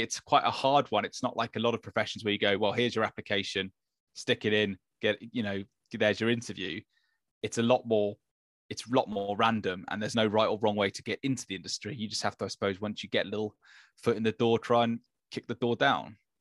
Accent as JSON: {"language": "English", "region": "London", "country": "United Kingdom", "tie": "born or raised there", "said": "born and bred in London, and I went to King's School in Wimbledon"}